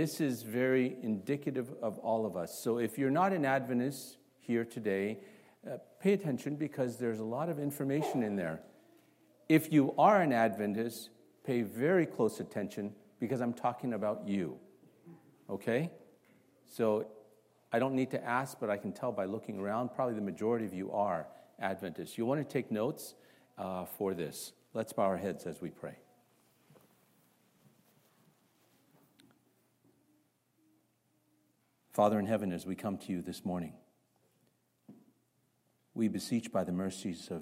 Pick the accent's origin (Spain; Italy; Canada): Canada; Toronto, Ontario; moved away; also born or lived in Singapore / North Carolina / Chicago; I grew up, although I was born in Singapore, I grew up in Toronto, Canada.